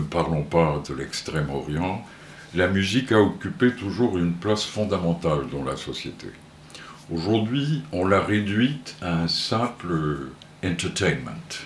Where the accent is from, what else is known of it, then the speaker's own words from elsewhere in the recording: Porto, Norte, Portugal; moved away; je suis né à Porto, au Portugal